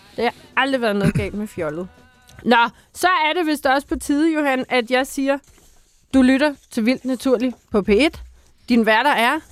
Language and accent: Danish; Bornholm, Capital Region of Denmark, Denmark; jeg kommer fra Bornholm, hvor det rent faktisk er alt bjerg